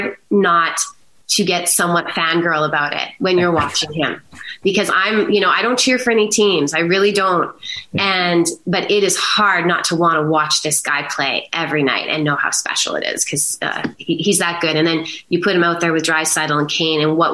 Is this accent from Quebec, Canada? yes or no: no; Brandon, Manitoba, Canada; also born or lived in Winnipeg / Boston / Toronto; I was, you know, born and raised in Manitoba